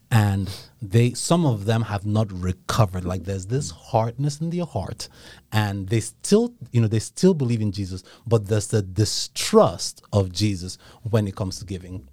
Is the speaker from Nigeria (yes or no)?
yes; Nigeria; moved away; I grew up in Nigeria